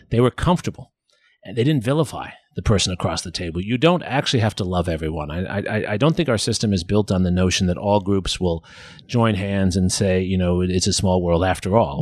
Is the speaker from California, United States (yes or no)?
no; New York City, New York, United States; now in Austin, United States; I'm from New York City